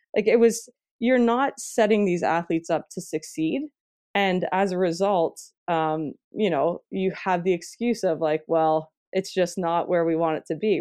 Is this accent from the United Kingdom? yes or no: no; Ontario, Canada; I'm Canadian